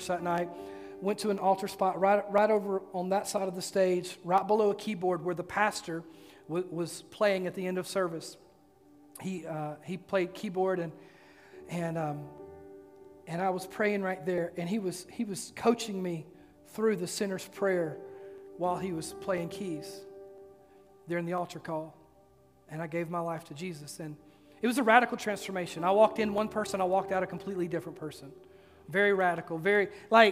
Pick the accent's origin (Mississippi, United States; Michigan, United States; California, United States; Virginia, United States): Mississippi, United States; now in Oak Ridge, United States; when I was a kid, I grew up in Mississippi